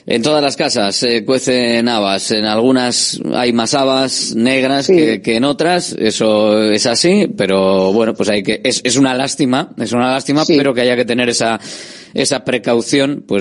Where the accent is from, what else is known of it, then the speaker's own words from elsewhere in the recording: Madrid, Community of Madrid, Spain; Yo soy nacido en Madrid, sí nacido en Madrid